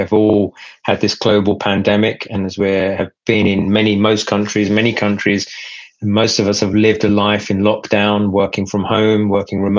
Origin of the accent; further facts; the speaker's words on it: United Kingdom; also born or lived in Pakistan; I came to the UK when I was about 6 years old